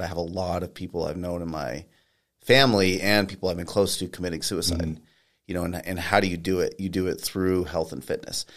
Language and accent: English; Colorado Springs, Colorado, United States; also born or lived in California / Japan; now in Pueblo, United States; I'm originally from Colorado Springs.